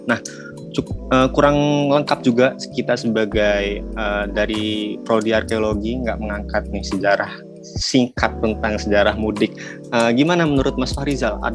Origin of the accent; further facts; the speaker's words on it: Lampung, Indonesia; now in Yogyakarta, Indonesia; saya sebagai mahasiswa rantau dari Lampung ke Jogja itu memiliki rasa rindu yang sangat berat kepada keluarga